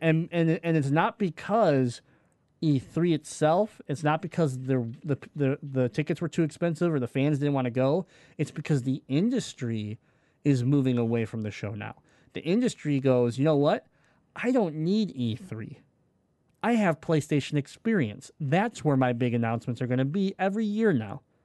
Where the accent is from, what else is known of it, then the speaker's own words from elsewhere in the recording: Detroit, Michigan, United States; we're from Michigan. We're from Detroit